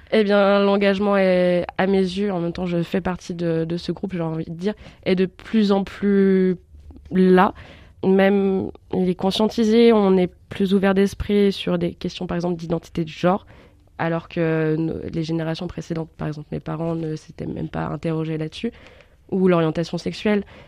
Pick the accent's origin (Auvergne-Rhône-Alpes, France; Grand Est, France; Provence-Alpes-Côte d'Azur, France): Auvergne-Rhône-Alpes, France; Bourg-en-Bresse; moved away as an adult; also born or lived in Dijon; Je suis de Bourg-en-Bresse. J'ai fait mon lycée et un bac scientifique à la Lande